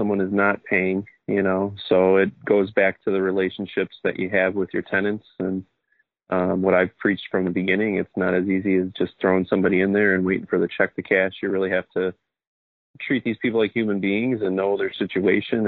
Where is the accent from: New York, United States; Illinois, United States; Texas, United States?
Illinois, United States; Oak Lawn; So Southside guy, born and raised in Oaklawn. Now I raise my family here in Oaklawn